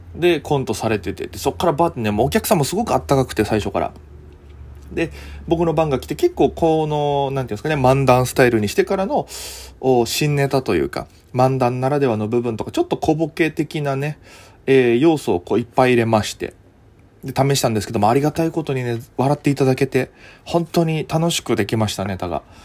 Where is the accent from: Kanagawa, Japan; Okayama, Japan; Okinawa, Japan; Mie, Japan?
Okinawa, Japan; moved away as an adult; now in Tokyo, Japan; 沖縄出身なんです、お互い。お互い沖縄出身って共通点があって